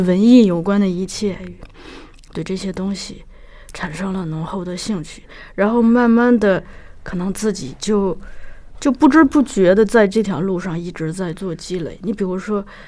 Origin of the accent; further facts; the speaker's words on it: Shanxi, China; moved away; 我是山西人嘛嗯。我小的时候家里头只能收到山西台